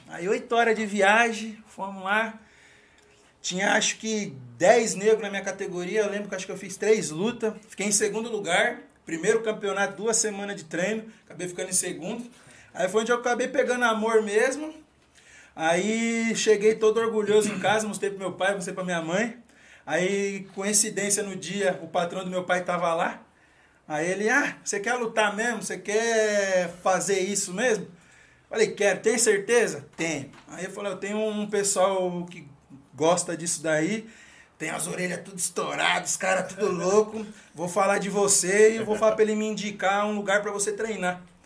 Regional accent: Mairiporã, São Paulo, Brazil; sou nascido e criado aqui em Mariporã mesmo, lá na, no, bairro, no bairro da Caceia.

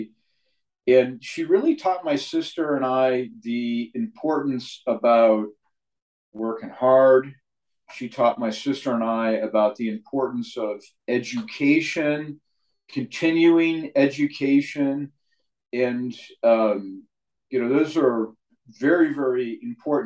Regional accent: San Mateo, California, United States; I grew up in San Mateo, California.

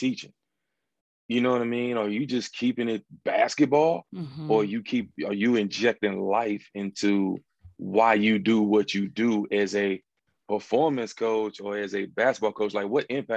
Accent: North Carolina, United States; I'm from North Carolina, basketball state, and grew up playing ball my whole life

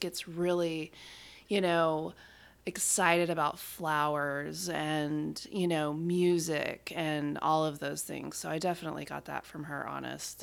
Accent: West Monroe, Louisiana, United States; born in Louisiana

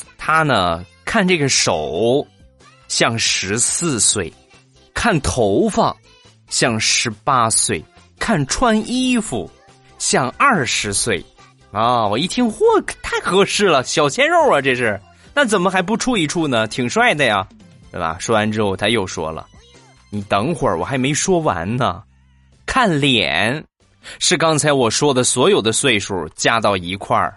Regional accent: northern China, China; 我们这个地方，北方来说呢

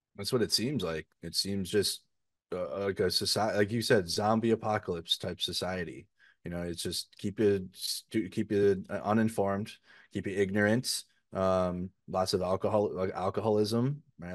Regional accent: Minneapolis, Minnesota, United States; I'm from the United States. I'm not Ukrainian

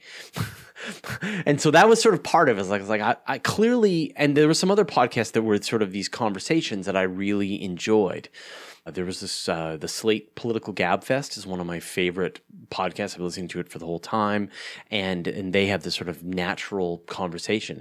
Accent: Canada; I'm a Canadian.

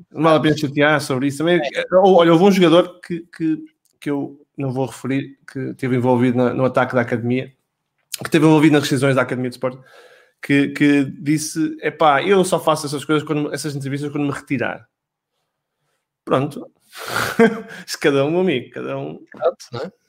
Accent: Esposende, Norte, Portugal; Eu sou de Esposena

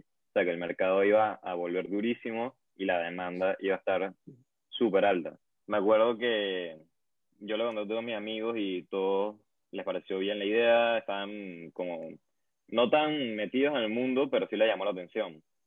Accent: Venezuela; yo que soy de Venezuela

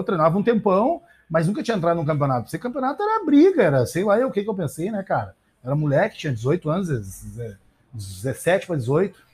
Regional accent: Brazil; a gente é brasileiro

